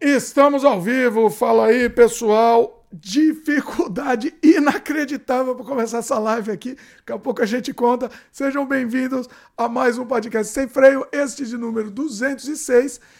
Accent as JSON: {"language": "Portuguese", "country": "Brazil", "said": "Hoje eu confirmei que eu sou brasileiro"}